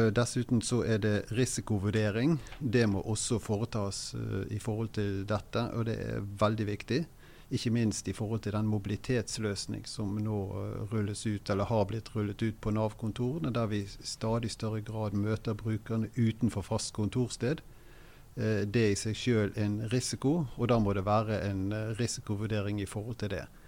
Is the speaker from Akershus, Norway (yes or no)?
no; Bergen, Vestland, Norway; Jeg kommer fra Bergen, har drevet pendlervirksomhet etter å ha vært ukependler i Oslo tidlig på 90-tallet